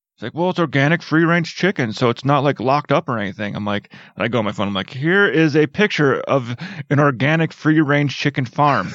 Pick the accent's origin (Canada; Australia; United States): United States; Wisconsin; growing up in Wisconsin, there's a lot of farm fields.